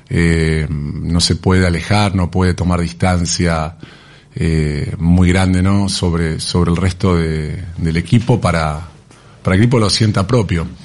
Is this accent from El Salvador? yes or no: no; Argentina; en lo que es el consumo acá en Argentina. Nosotros como argentinos no somos buenos consumidores